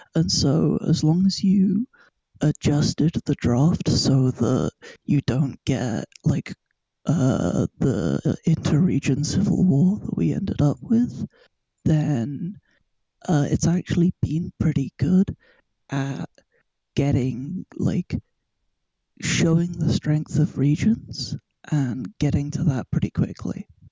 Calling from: London, United Kingdom; I am calling from, uh, London, United Kingdom

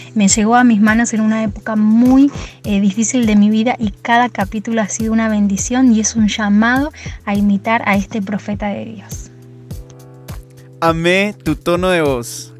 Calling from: Guatemala; saludos desde Guate

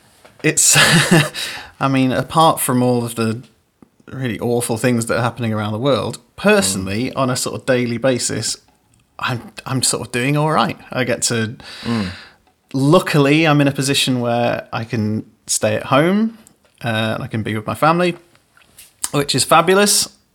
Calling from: Liverpool, North West England, United Kingdom; I am in Liverpool, yeah. I'm about a stone's throw away from Penny Lane.

